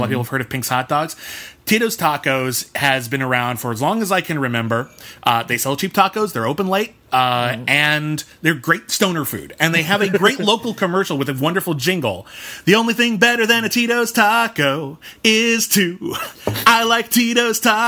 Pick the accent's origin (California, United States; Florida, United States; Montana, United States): California, United States; Pasadena; Pasadena, which is actually my hometown. It's where I grew up, born and raised